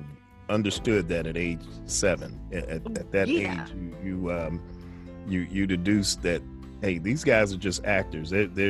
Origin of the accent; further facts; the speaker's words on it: New York, United States; I grew up in New York.